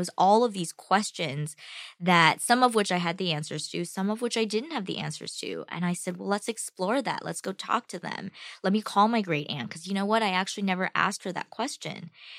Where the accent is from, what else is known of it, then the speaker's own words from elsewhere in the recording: United States; My family, the family in China, and me as an American